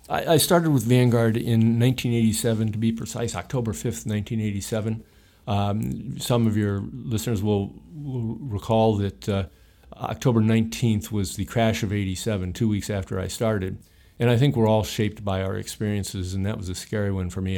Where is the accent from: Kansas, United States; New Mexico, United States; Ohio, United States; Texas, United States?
Ohio, United States; I grew up in Ohio in, in more the center of the United States